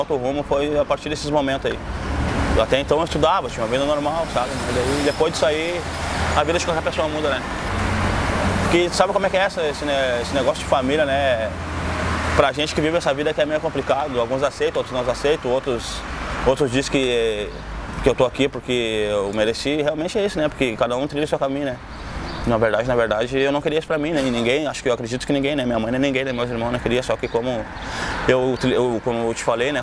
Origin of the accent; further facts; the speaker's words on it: Porto Alegre, Rio Grande do Sul, Brazil; Na família daqui de Porto Alegre também, da parte da Zona Sul e parte da Zona Leste, onde eu me criei